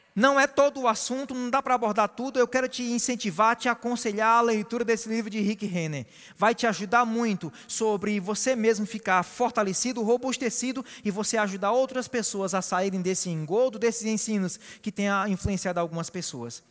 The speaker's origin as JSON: {"language": "Portuguese", "region": "Ceará", "country": "Brazil", "said": "eu sou cearense"}